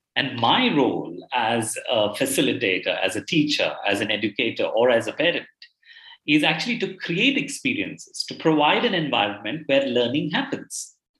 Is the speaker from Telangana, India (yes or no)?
no; Bangalore, Karnataka, India; I belong to a city called Bangalore in India. I've uh, I'm born here and I've done most of my education here, the formative education here